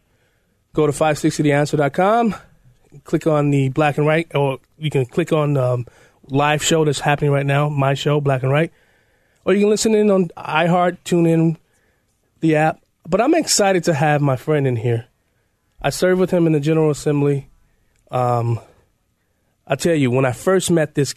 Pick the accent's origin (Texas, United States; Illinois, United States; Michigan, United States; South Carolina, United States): Illinois, United States; Chicago; I'm born and raised in Chicago